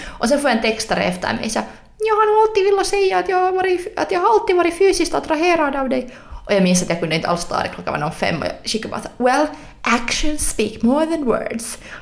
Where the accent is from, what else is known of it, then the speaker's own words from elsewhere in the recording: Helsinki, Uusimaa, Finland; jag är från Helsingfors